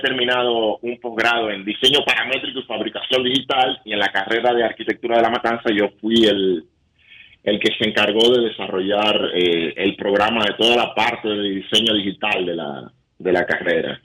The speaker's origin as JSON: {"language": "Spanish", "town": "Santo Domingo", "region": "Distrito Nacional", "country": "Dominican Republic", "moved": "yes", "said": "yo soy de la capital, yo soy de Santo Domingo. Pero mi familia es de San Juan y de, y de Nagua"}